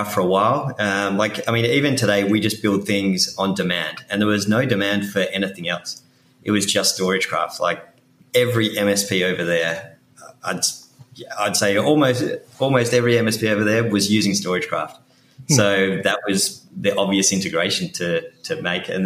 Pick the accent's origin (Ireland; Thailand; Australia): Australia; Perth, Western Australia; moved away as an adult; now in New York City, United States; I'm originally from Perth in Western Australia.